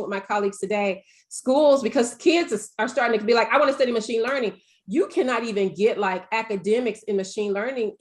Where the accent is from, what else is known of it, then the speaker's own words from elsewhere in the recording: the South, United States; I'm from the South